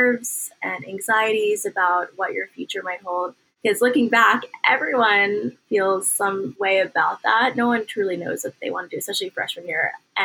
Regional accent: Washington, District of Columbia, United States; also born or lived in Syracuse, New York; I was born and raised in the Washington, D.C. metro area

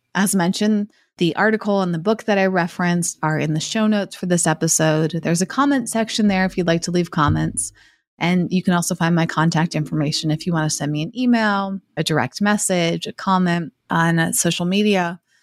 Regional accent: Massachusetts, United States; where I grew up in Massachusetts

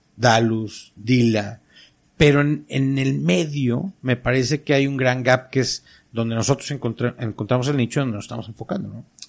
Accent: Monterrey, Nuevo León, Mexico; como todo regio, insisto, como todo norteño

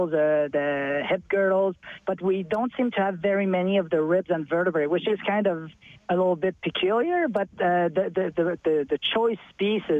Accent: Montreal, Quebec, Canada; now in Alberta, Canada; I'm from Eastern Canada. I'm from Montreal.

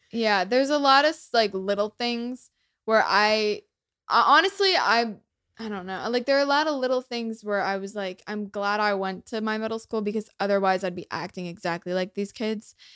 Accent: United States; first language English; I, like, grew up here. I'm so lucky to have, like, this be my first language

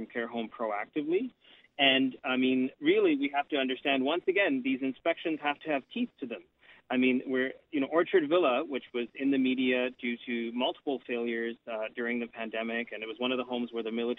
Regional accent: Canada; here in Canada

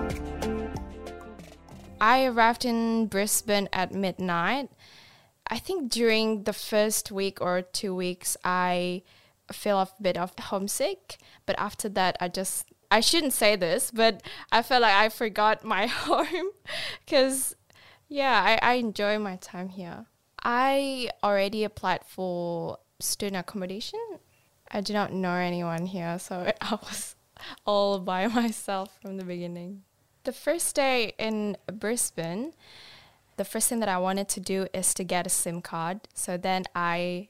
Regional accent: Denpasar, Bali, Indonesia; English is a second language; moved away as an adult; now in Queensland, Australia; I did my primary school to high school in Denpasar. When I was a kid, I think I grew up like a pretty normal child

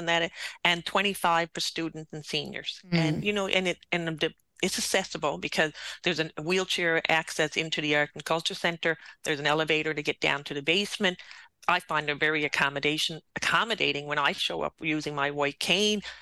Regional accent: St. John's, Newfoundland and Labrador, Canada; being a townie

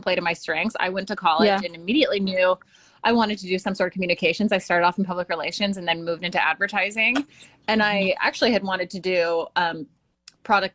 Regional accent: Colorado, United States; I'm from Colorado

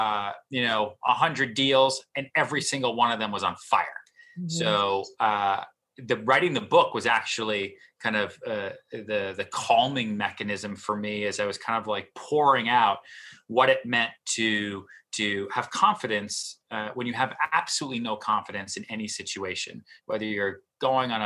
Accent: outside Boston, Massachusetts, United States; moved away as an adult; also born or lived in Texas; now in New York City, United States; I grew up outside Boston

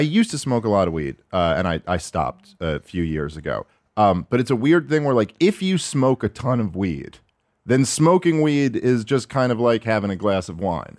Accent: New York City, New York, United States; moved away as an adult; now in New Jersey, United States; born and raised in New York City

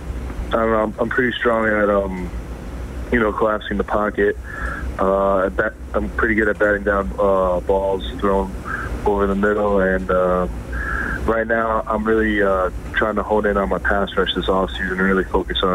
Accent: New Fairfield, Connecticut, United States; moved away as an adult; also born or lived in Cortland, New York; I grew up in New Fairfield, Connecticut in the United States

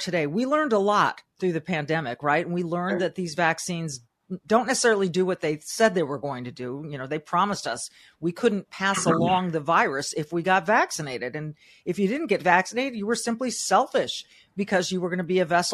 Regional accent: California, United States; I was born and raised in California

